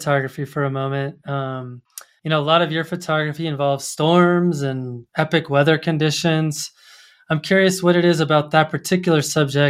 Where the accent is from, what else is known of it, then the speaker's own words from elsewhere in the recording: Colorado Springs, Colorado, United States; I grew up in Colorado Springs